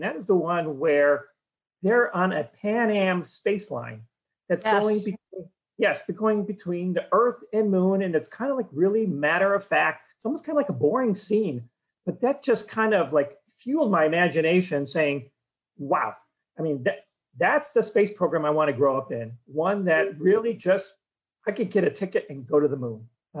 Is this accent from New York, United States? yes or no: no; Cleveland, Ohio, United States; All right, join me in the time machine. Let's go back to Cleveland, Ohio, 1961.